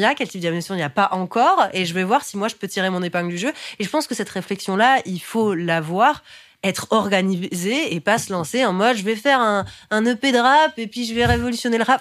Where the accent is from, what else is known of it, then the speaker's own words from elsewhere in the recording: Paris, Île-de-France, France; je suis née à Paris